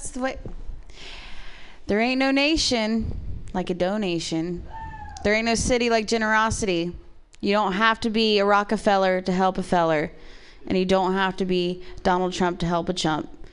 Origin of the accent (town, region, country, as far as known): Ohio, United States; born or raised there; moved away